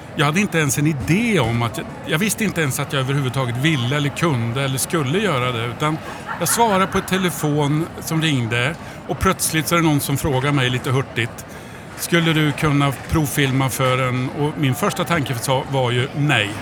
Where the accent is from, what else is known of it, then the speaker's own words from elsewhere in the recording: Degerfors, Örebro County, Sweden; jag är från Degerfors